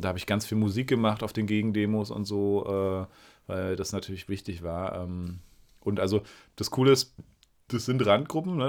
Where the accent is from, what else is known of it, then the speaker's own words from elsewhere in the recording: Berlin, Germany; moved away as an adult; now in Greifswald, Germany; ich als Berliner